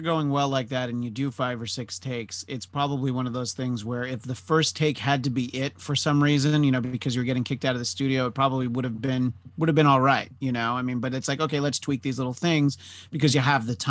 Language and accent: English; New York, United States; moved away; And I grew up in New York, but I've lived out here for 17 plus years now.